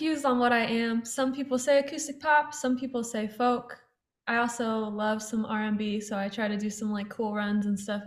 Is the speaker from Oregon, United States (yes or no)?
yes; Portland, Oregon, United States; moved away as an adult; now in Nashville, United States; So I'm from Portland